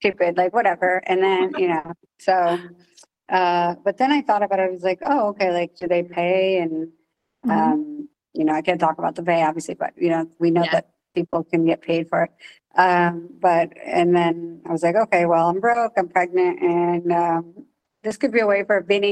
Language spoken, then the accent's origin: English; New Jersey, United States; I'm from New Jersey